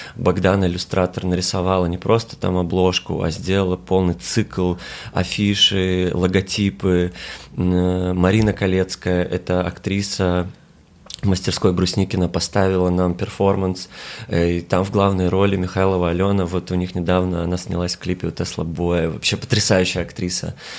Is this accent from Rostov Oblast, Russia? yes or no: no; Kalmykia, Russia; Я из Калмыкии